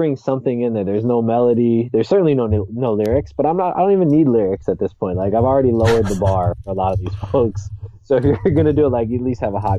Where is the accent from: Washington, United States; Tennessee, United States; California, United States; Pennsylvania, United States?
Washington, United States; Seattle; I'm from Seattle